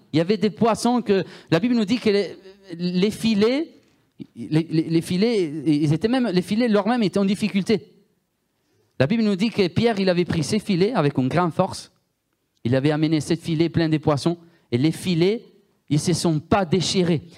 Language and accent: French; Italy; accent: Italian; French is a second language; moved away; Moi, je viens de l'Italie